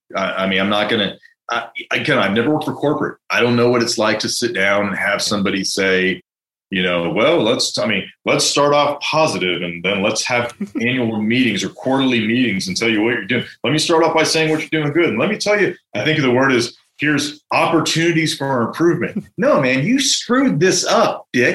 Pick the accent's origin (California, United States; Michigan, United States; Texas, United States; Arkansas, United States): California, United States; San Francisco; now in Denver, United States; I'm from San Francisco